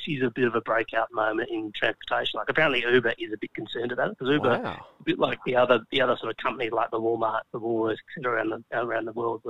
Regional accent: South Australia, Australia; we're from South Australia

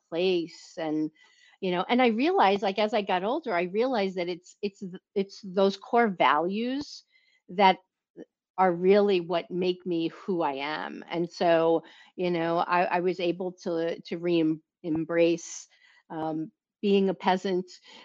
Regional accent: New York City, New York, United States; also born or lived in Southern Italy; my family located to this area of Brooklyn when I was 5 years old

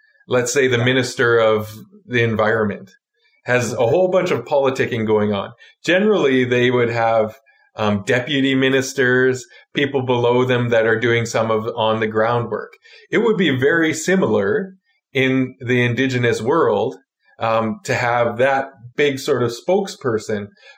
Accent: Hartley Bay, British Columbia, Canada; I am from the Tsimshian community of Hartley Bay, or the Gitgat First Nation

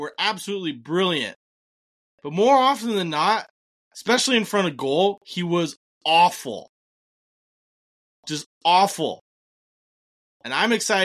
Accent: Ireland; I am an Irish person myself.

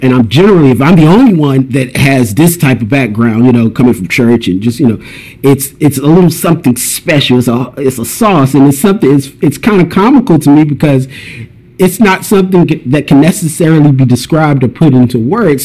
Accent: Durham, North Carolina, United States; now in Los Angeles, United States; I'm from North Carolina. I grew up in a place called Durham, like the Raleigh Durham area

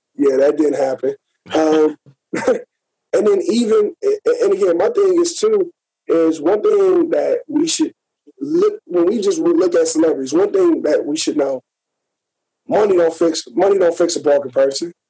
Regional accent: Gary, Indiana, United States; I'm from Gary. I'm right outside of Chicago.

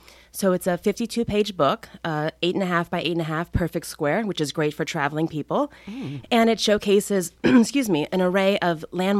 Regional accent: Key West, Florida, United States; also born or lived in New York City; I was born and raised in Key West, an island known for its fashion.

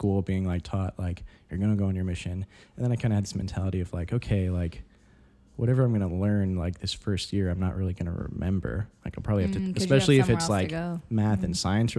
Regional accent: Boulder, Colorado, United States; also born or lived in Phoenix; I was born, like, in Boulder

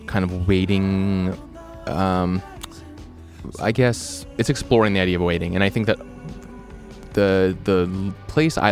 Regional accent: Abbotsford, British Columbia, Canada; my hometown's probably Abbotsford.

